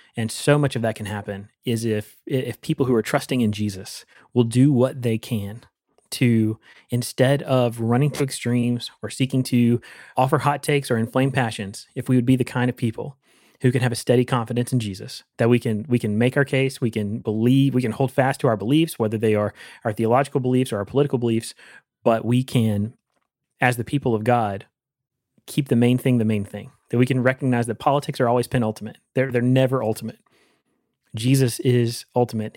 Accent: United States; as an American

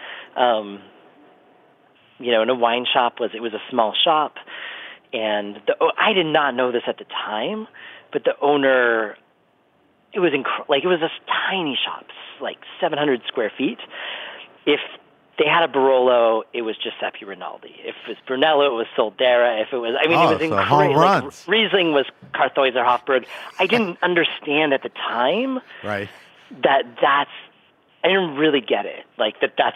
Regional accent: Napa, California, United States; moved away as an adult; also born or lived in Los Angeles / Boulder / Oregon; now in Columbia River Gorge, United States; I grew up in Napa

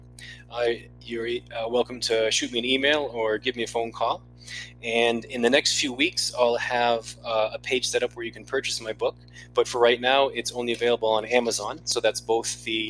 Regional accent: Maine, United States; my home state of Maine

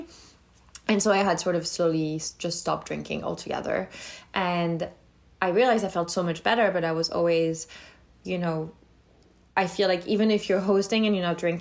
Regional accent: France; moved away as an adult; now in United States; I grew up in France, in between Lyon and the south of France

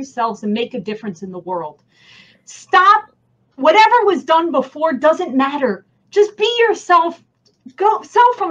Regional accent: New Jersey, United States; accent: New Jersey; my New Jersey accent

